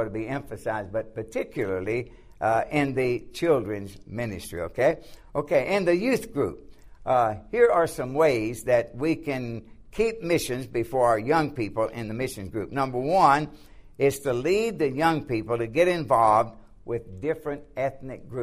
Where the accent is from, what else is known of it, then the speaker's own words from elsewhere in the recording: the South, United States; now in Lancaster, United States; when I grew up in the South, the churches were lily white